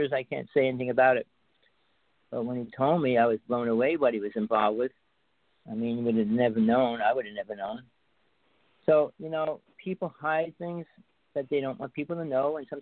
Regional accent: North Bergen, New Jersey, United States; now in Big Island of Hawaii, United States; I grew up in Jersey. I spent most of my life there

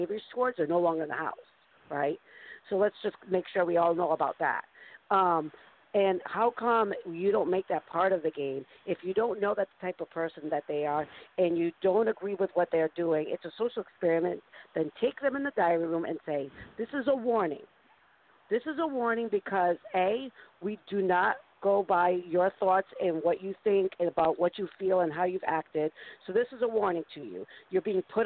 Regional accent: East Coast, United States; accent: East Coast

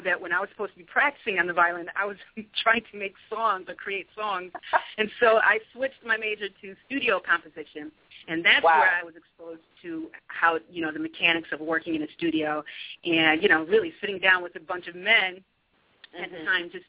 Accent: Utica, New York, United States; also born or lived in Westchester County, New York; I grew up in Utica, New York

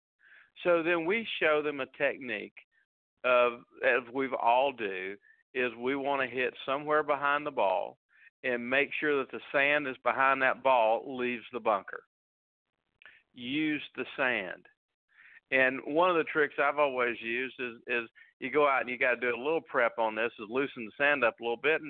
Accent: Northwest Florida, United States; I grew up in Northwest Florida

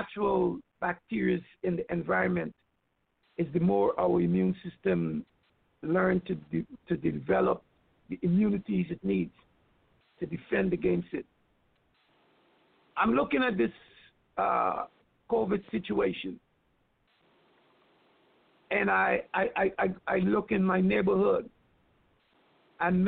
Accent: Guyana; moved away; as a child growing up in Guyana

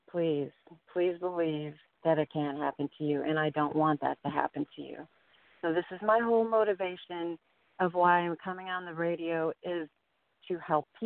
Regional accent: Chicago, Illinois, United States; I grew up in Chicago and um, lived in the rough areas and saw more than I wanted to see

